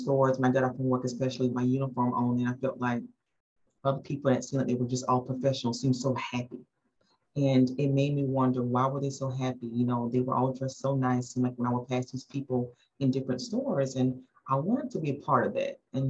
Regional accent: South Carolina, United States; moved away as an adult; also born or lived in Baltimore, Maryland; now in Durham, United States; born in Baltimore, Maryland, mom was in the military, eventually got rerouted back to South Carolina, where the majority of my family was located at, grew up in South Carolina, spent basically all my life there

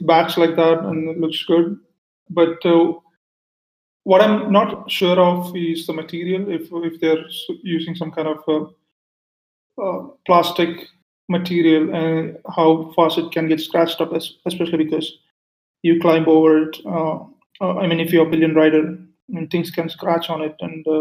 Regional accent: Kerala, India; moved away as an adult; now in Kuala Lumpur, Malaysia; I'm from Kerala. So I'm living in Kuala Lumpur right now.

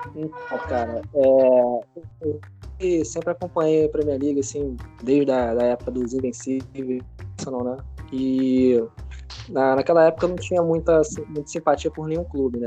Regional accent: Rio de Janeiro, Brazil; Sou carioca.

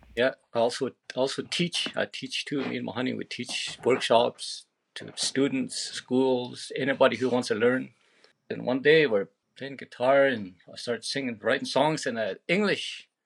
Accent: between Pelly Lakes and Fortin Lakes, Yukon, Canada; born underneath a tree way out on the land between Pelly Lakes and Fortin Lakes.

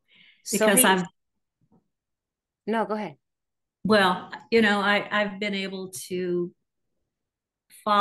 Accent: Missouri, United States; also born or lived in Atlanta / Indiana; now in Tulsa, United States; I'm originally from Missouri

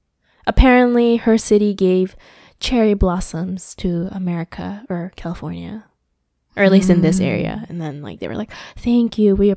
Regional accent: Aichi, Japan; moved away; we're from Aichi too

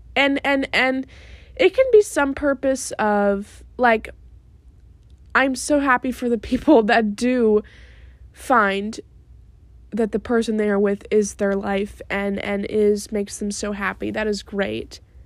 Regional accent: New York, United States; When I was little, growing up in New York

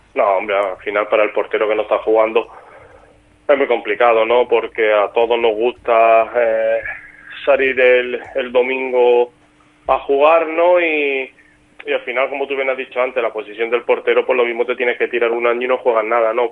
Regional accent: Málaga, Andalusia, Spain; moved away as an adult; now in Mallorca, Spain; el Málaga es el equipo de mi tierra

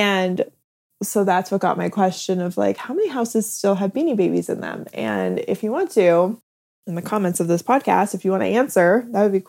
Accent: Midwest, United States; I grew up in the Midwest

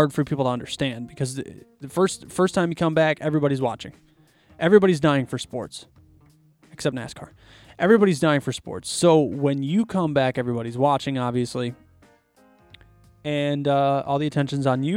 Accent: Chicago, Illinois, United States; I'm from Chicago

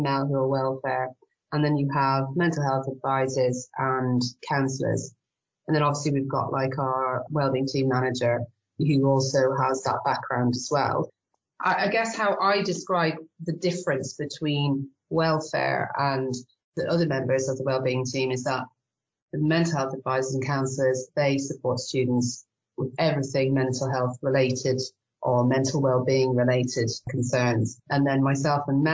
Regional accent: Ireland; accent: Irish; moved away as an adult; now in York, United Kingdom; I could probably tell from my accent I'm Irish, but I married an English guy, so that's what found me in the UK.

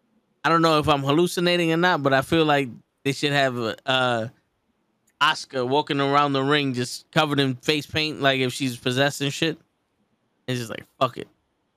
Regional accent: Saskatchewan, Canada; AEW Dynamite is coming to my hometown of Saskatchewan.

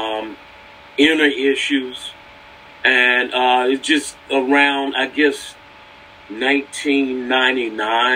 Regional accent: North Carolina, United States; moved away as an adult; I'm from North Carolina, so I was down in North Carolina

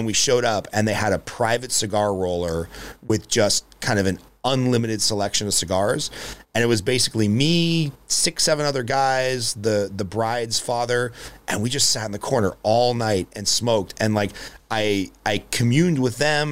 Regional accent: Glendale, California, United States; a lot of Armenian friends growing up in Glendale

